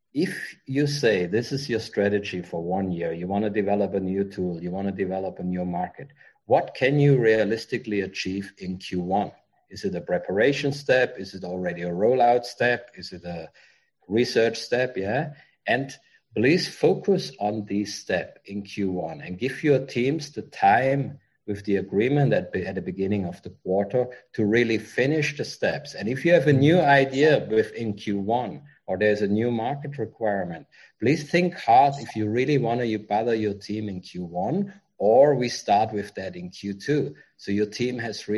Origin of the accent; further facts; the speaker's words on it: Germany; moved away as an adult; now in Vietnam; I'm from Germany